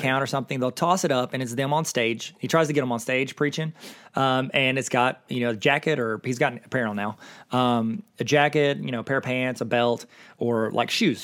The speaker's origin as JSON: {"language": "English", "town": "Akron", "region": "Ohio", "country": "United States", "said": "We're both kids from Akron"}